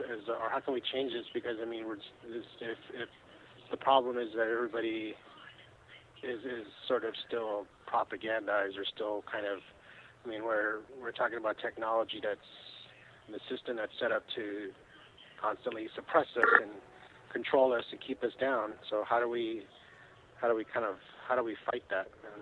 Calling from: California, United States; I'm calling from California.

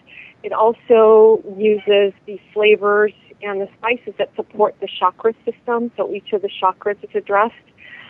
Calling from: Cedar Rapids, Iowa, United States; I'm calling from Cedar Rapids, Iowa.

